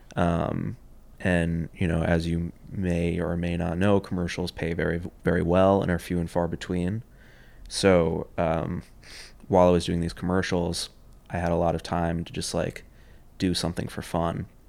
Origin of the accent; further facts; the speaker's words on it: New York City, New York, United States; I grew up in Union Square. Grew up on Sixteenth Street between Fifth and Sixth Avenue